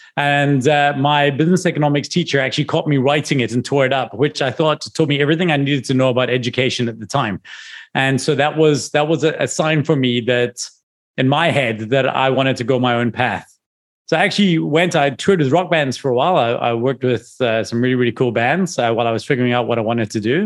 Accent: Scotland, United Kingdom; now in South Africa; I'm from Scotland.

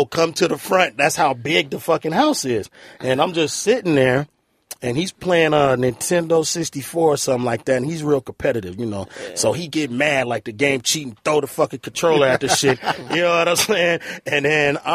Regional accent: Long Beach, California, United States; I'm from Long Beach. I know, it's, you know, that's Crip City.

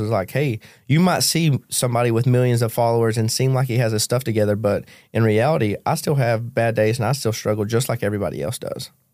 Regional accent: Kentucky, United States; moved away; I grew up in Macquarie County, Kentucky, dirt poor

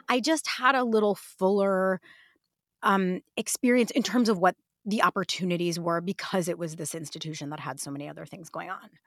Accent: Detroit, Michigan, United States; I grew up in Detroit

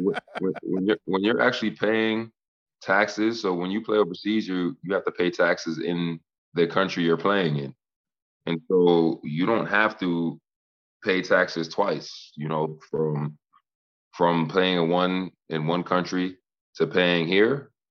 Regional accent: Boston, Massachusetts, United States; I'm from Boston

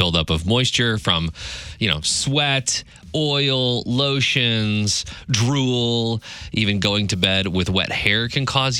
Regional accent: Central Illinois, United States; I grew up kind of in Central Illinois

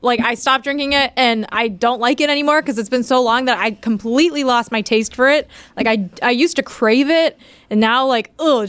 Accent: Chicago, Illinois, United States; I'm from Chicago. Chicago, we say pop.

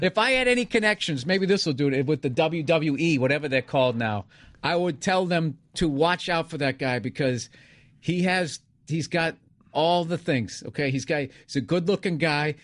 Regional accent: suburbs of Boston, Massachusetts, United States; moved away; I'm from the safe suburbs of Boston

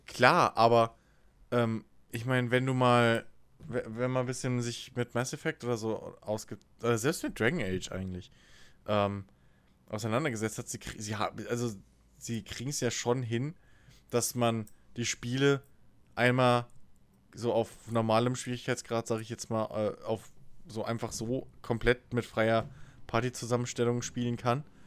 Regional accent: Germany; dass ich Deutscher wäre

